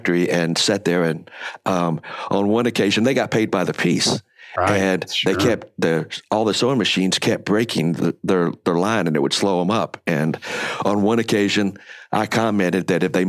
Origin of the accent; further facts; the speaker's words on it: Lexington, North Carolina, United States; also born or lived in Winston-Salem, North Carolina; I grew up in North Carolina, primarily in Lexington, Winston-Salem area.